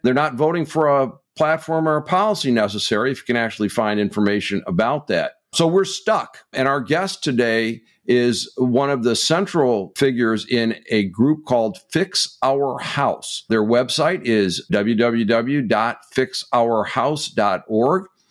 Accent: Michigan, United States; my home state of Michigan

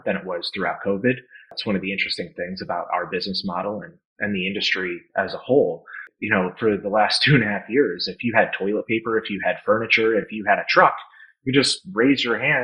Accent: Naperville, Illinois, United States; grew up in Chicago suburbs

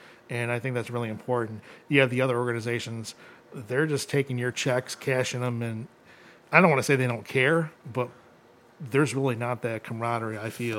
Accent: Oregon, Ohio, United States; I grew up in Oregon.

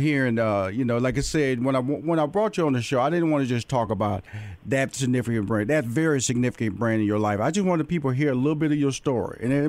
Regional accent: Houston, Texas, United States; I'm tell you where I'm from. I'm from Houston, Texas.

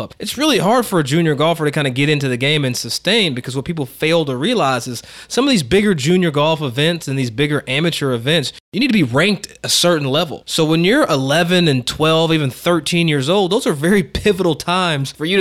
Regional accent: Kentucky, United States; I grew up in Kentucky

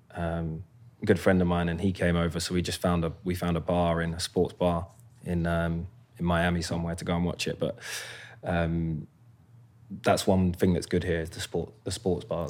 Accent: Croydon, London, United Kingdom; moved away as an adult; also born or lived in Lambeth; now in United States; I was born in Lambeth, uh, King's College, and then grew up in Croydon for well, up until I moved, up until I moved to North London when I was fifteen

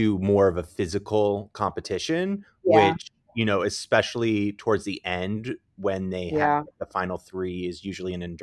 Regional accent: Central Jersey Shore, New Jersey, United States; I'm from Central Jersey, just so you know. I'm from the Central Jersey Shore.

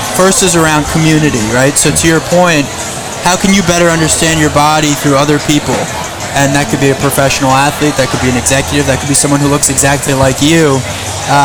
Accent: Long Island, New York, United States; moved away as an adult; now in Boston, United States; I grew up on Long Island.

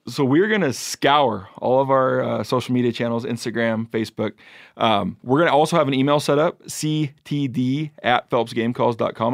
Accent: Pacific Northwest, United States; Growing up in the Pacific Northwest

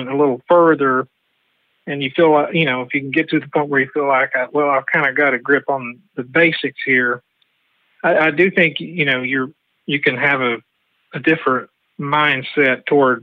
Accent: Madisonville, Tennessee, United States; I grew up in Madisonville

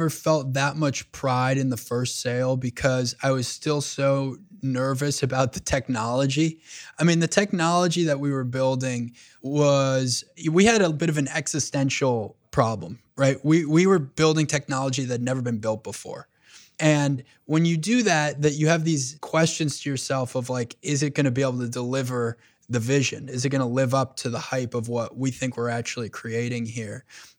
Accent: New York, United States; Yeah, I grew up on Long Island. My father immigrated to this country when he was 22 years old from Egypt.

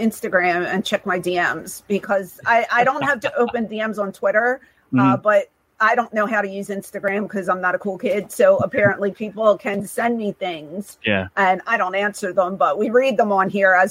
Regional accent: Philadelphia, Pennsylvania, United States; I grew up in Overbrook, mm-hmm. Around 65th and Calla Hill.

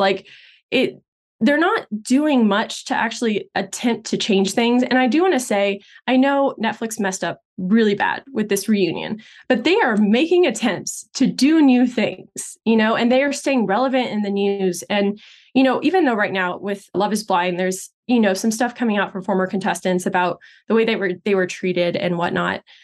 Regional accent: Texas, United States; I grew up in Texas, but my parents are Brazilian

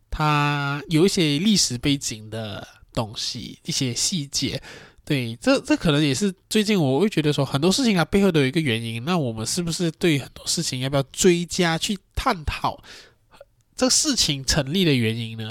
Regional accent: Malaysia; 身为一个马来西亚华人

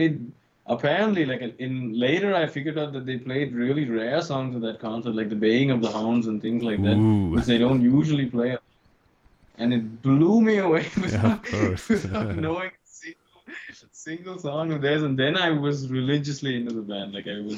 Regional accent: India; moved away; I grew up in India

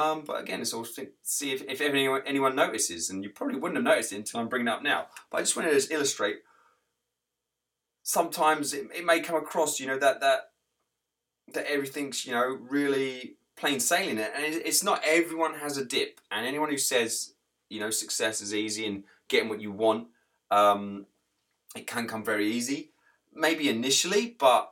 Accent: England, United Kingdom; moved away as an adult; now in United States; I'm English

